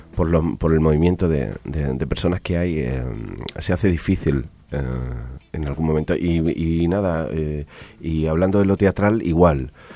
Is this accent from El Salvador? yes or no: no; Almendralejo, Extremadura, Spain; also born or lived in Badajoz; yo vengo de, España, de, de, Badajoz. Bueno, nací en Almendralejo, una ciudad pequeñita